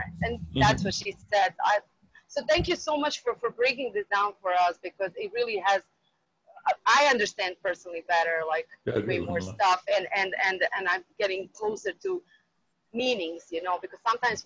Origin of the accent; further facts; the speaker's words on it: Bosnia & Herzegovina; moved away; I'm from Bosnia